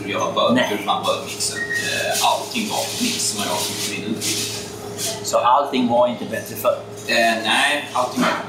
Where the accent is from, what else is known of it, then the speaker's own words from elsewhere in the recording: Staffanstorp, Skåne, Sweden; moved away as an adult; now in Stockholm, Sweden; jag är ursprungligen från Staffanstorp nere i Skåne.